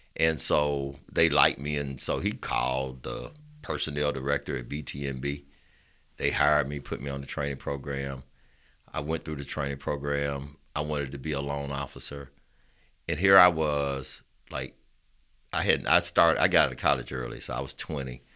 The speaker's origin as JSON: {"language": "English", "town": "Roosevelt City", "region": "Alabama", "country": "United States", "tie": "born or raised there", "said": "I'm from Roosevelt City."}